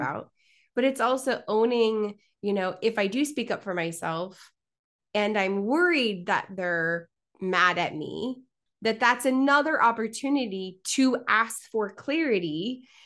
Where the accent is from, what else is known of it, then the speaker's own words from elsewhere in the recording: Kansas City, Missouri, United States; Joining you from my hometown of Kansas City, a large city with a hometown feel